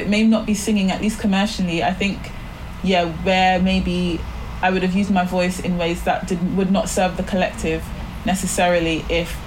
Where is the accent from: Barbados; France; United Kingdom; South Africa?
Barbados; moved away; I grew up in the Caribbean, I grew up in Barbados